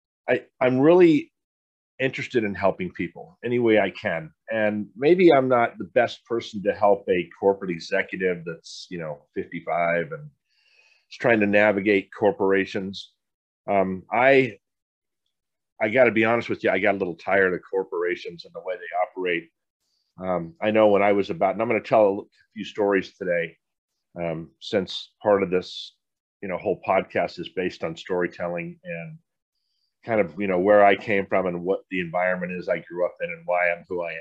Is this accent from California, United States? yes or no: yes; San Diego, California, United States; I grew up in San Diego, pretty humble growing up.